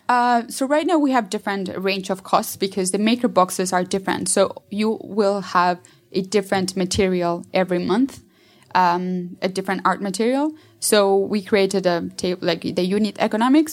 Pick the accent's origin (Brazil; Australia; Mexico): Mexico; Mexico City; I'm from Mexico City